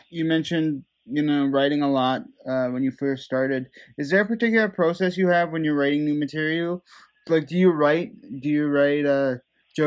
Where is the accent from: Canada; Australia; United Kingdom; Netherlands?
Netherlands; first language Dutch; English is a second language; moved away; I'm from Holland originally